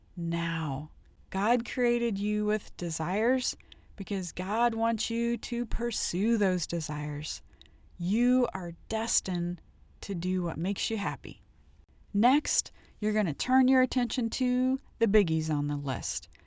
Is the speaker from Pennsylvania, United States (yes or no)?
no; Ohio, United States; I grew up in Ohio